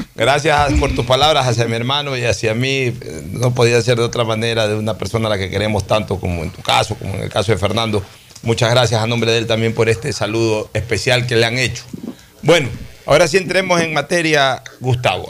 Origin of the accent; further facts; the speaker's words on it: Guayaquil, Guayas, Ecuador; la ciudad de Guayaquil, en la misma maternidad que yo nací, en Enrique Sotomayor